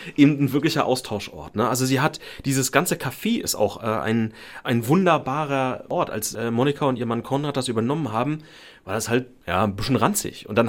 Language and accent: German; Germany; für uns in Deutschland